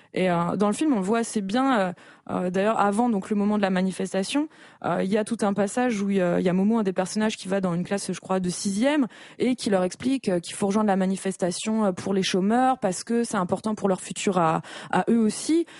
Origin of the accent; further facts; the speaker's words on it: Normandy, France; je viens de Normandie, donc c'est quasiment dans mon ADN